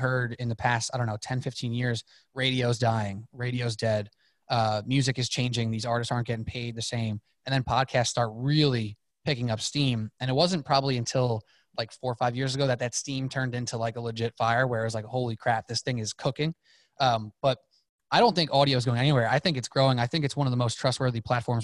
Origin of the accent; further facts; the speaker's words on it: New York, United States; I'm from New York